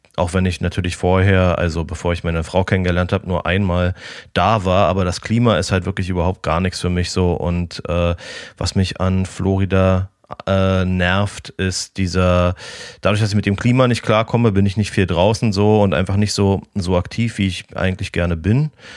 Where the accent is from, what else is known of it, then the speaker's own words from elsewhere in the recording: Berlin, Germany; moved away as an adult; Ich habe die ersten 30 Jahre meines Lebens in Berlin verbracht.